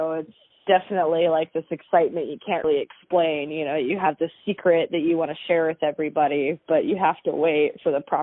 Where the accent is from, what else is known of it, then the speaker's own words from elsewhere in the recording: Willow, Alaska, United States; also born or lived in Anchorage, Alaska / Minneapolis / Portland; I'm from a small town called Willow, Alaska